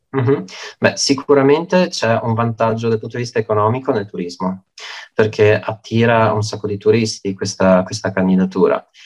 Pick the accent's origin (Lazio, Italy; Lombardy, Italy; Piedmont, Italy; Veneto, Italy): Veneto, Italy; Belluno; moved away as an adult; now in Padua, Italy; io sono beh, di nascita bellunese, sono nato a Belluno e mi sono trasferito durante l'università qua a Padova